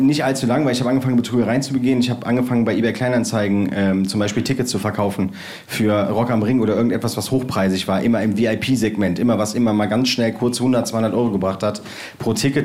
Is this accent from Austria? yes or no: no; Bergisch Gladbach, North Rhine-Westphalia, Germany; Ich bin äh, damals groß geworden in äh, Bergisch Gladbach in Schildgen.